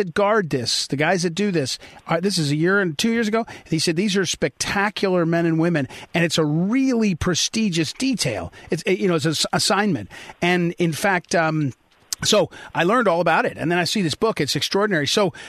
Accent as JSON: {"language": "English", "town": "St. Louis", "region": "Missouri", "country": "United States", "moved": "yes", "lives_now": "Northern Virginia, United States", "said": "I'm from St. Louis, Missouri, but I now live in Northern Virginia."}